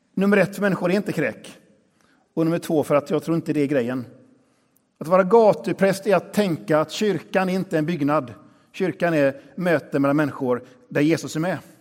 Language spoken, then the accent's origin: Swedish; Västra Götaland, Sweden; har min bakgrund i den här kyrkan. Här är jag uppvuxen